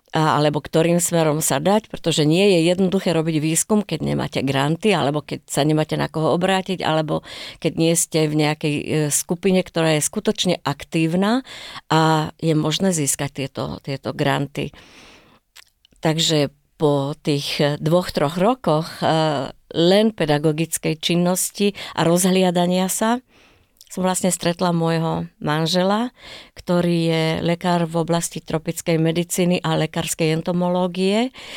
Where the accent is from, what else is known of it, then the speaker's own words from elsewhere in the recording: Bojnice, Trenčín Region, Slovakia; now in Israel; ja pochádzam z Bojnic